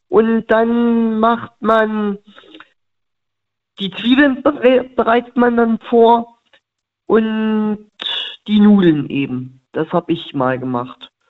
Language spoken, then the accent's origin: German; Thuringia, Germany; born there; was ich immer mache, wenn man aus, ähm, wenn man gebürtig aus dem Osten ist, ne? Aus Thüringen gibt es ja diese Thüringer Bratwurst.